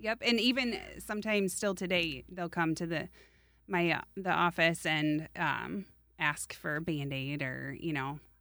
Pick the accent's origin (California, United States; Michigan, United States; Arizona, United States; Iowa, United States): Iowa, United States; Des Moines; I grew up in Des Moines